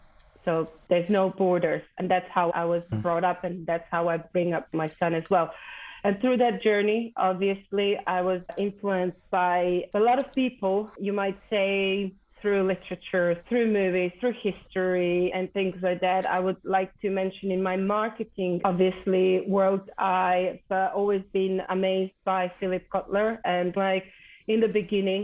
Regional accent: North Macedonia; moved away as an adult; now in United Kingdom; I am originally from Macedonia, a tiny country in Southern Europe. And I've been living and working in the UK for more than 20 years now

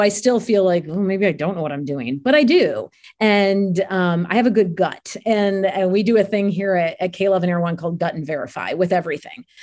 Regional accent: near Cleveland, Ohio, United States; I grew up near Cleveland

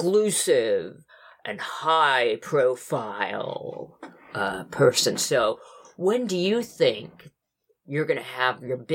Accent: Las Vegas, Nevada, United States; even though I'm from Vegas.

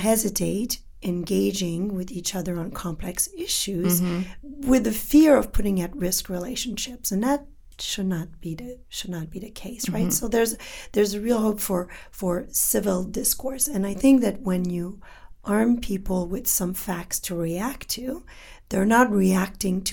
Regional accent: Canada; first language French; English is a second language; I'm from Canada

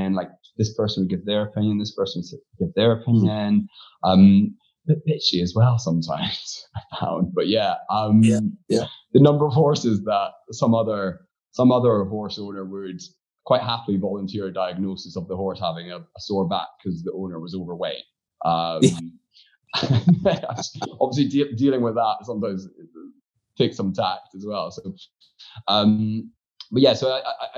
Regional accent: Aberdeen, Scotland, United Kingdom; moved away; also born or lived in Glasgow; I was a local lad, so I was from Aberdeen.

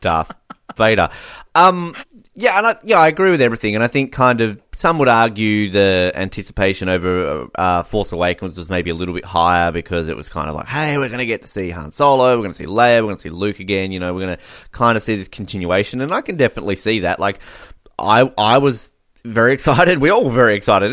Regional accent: Australia

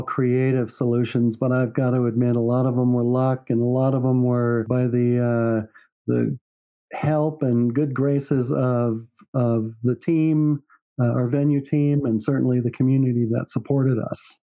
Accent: San Francisco, California, United States; now in Park City, United States; And I come from San Francisco. My first thought was, wow, this place is really cheap.

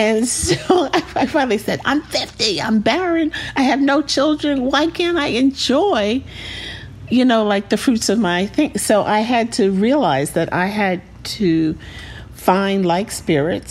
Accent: New York City, New York, United States; growing up in Queens, sort of in the suburbs, what was then the suburbs

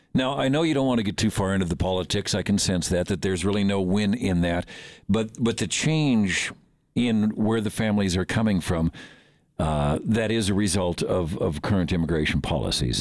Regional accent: Midwest, United States; now in Montana, United States; a lot of us grew up there

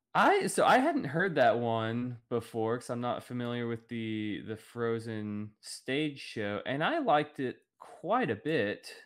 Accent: Oklahoma, United States; growing up in Oklahoma

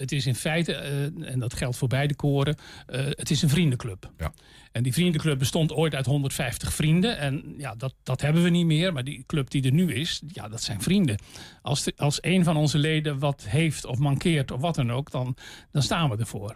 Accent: Zeeland, Netherlands; now in Almelo, Netherlands; ik, kom, van oorsprong niet uit Twente. Ik ben een Zeeuw

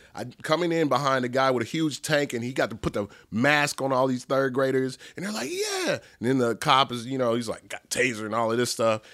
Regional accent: Dallas, Texas, United States; I'm from Dallas, grew up here, grew up in, uh, DeSoto, Oak Cliff, like a tiny speck of Pleasant Grove

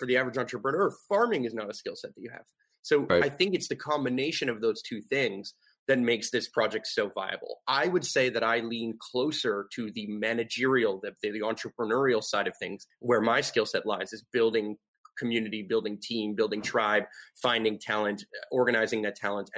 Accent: United States; I grew up in suburbia. I grew up in like white picket fence, like neighborhood, like, you know what I mean? Like I grew up in like the most normal, typical American dream style type of neighborhood.

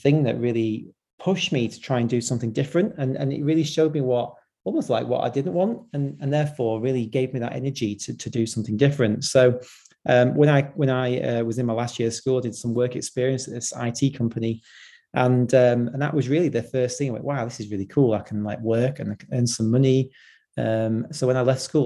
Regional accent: Blackpool, North West England, United Kingdom; I grew up in Blackpool, which is, you know, quite a deprived area in the UK.

